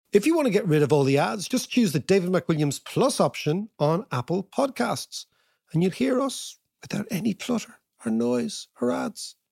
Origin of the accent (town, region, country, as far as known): Ireland